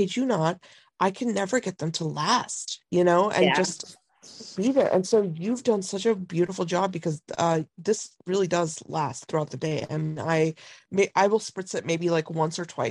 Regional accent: Lansing, Michigan, United States; growing up, I grew up in Lansing

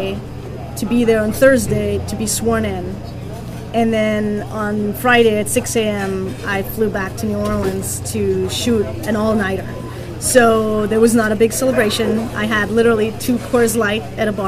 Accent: Burghausen, Bavaria, Germany; now in Los Angeles, United States; Burghausen in Germany, which is my hometown of 20,000 people.

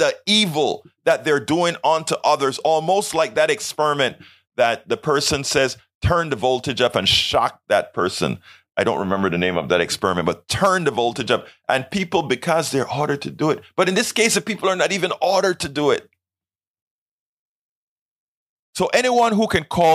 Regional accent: Panama; I am from Panama

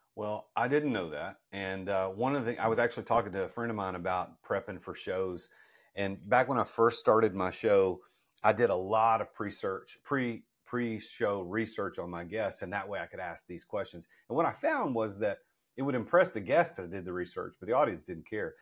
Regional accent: Nashville, Tennessee, United States; I'm from Nashville

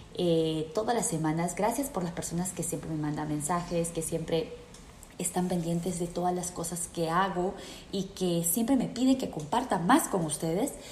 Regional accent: Peru; moved away as an adult; yo me fui de Perú

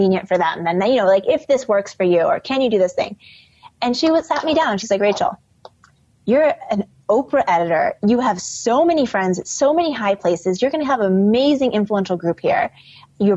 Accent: Midwest, United States; now in New York, United States; I grew up in the Midwest.

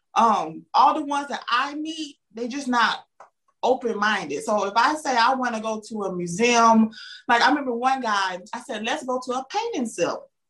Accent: the South, United States; accent: Southern; I'm from the South because I have a Southern accent

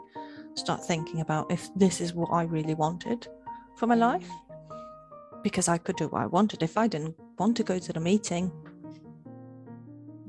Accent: Portugal; moved away as an adult; now in United Kingdom; when I moved from Portugal, where I was originally born, to the UK

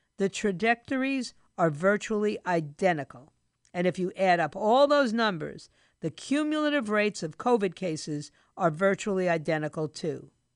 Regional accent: New York City, New York, United States; my hometown of New York City

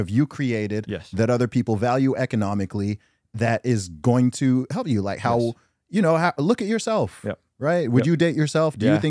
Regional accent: Nigeria; Dude, that's one thing I love about the culture I'm from.

